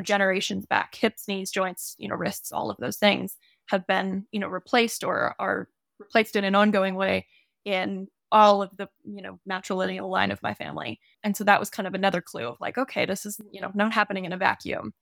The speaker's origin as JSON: {"language": "English", "town": "Santa Cruz", "region": "California", "country": "United States", "also_born_or_lived": "Montana", "lives_now": "Ojai, United States", "said": "I'm originally from Santa Cruz, California"}